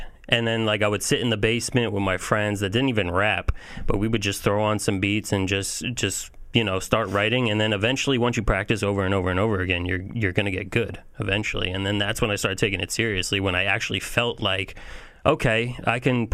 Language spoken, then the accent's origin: English; Shirley, New York, United States; I'm from Shirley, New York. I went to William Floyd High School